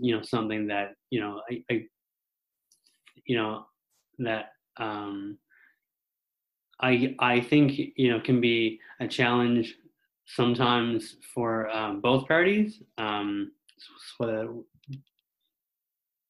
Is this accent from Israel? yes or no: no; Mount Pearl, Newfoundland and Labrador, Canada; I'm from Mount Pearl, Newfoundland